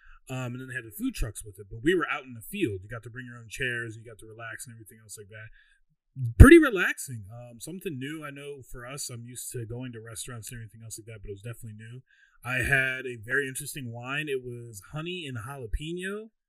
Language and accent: English; West Chester, Pennsylvania, United States; I'm not too fond of that, only because I grew up in Westchester.